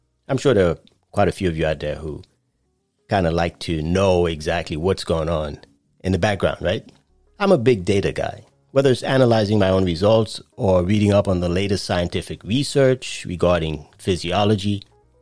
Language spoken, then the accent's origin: English; New York City, New York, United States; moved away; I grew up in Brooklyn as a child